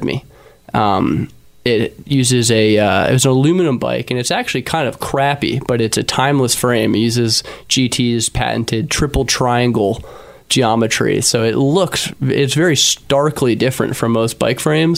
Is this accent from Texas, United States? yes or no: no; Philadelphia, Pennsylvania, United States; I was born and raised in Philadelphia.